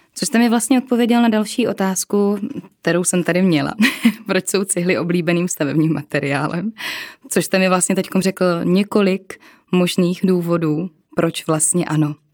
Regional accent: Czechia; my jsme Češi

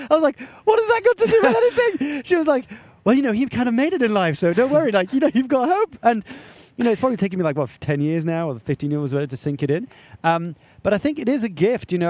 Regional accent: France; moved away; I was brought up in France

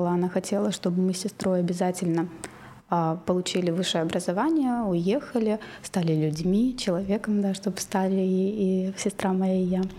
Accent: Ridder, East Kazakhstan Region, Kazakhstan; moved away as an adult; also born or lived in Tomsk / Tyumen; now in Moscow, Russia; я из Казахстана из маленького города, Ридер он сейчас называется, а, по фамилии основателя, а раньше был Лениногорск в советские времена. А, всего 50-60 тысяч населения. И я там выросла

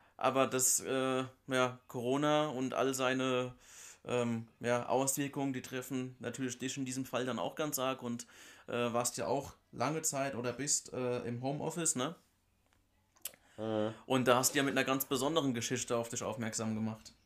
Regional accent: Germany; bei uns in Deutschland

